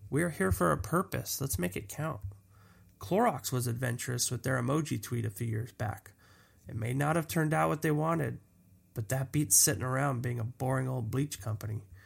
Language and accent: English; Los Angeles, California, United States; I grew up in Los Angeles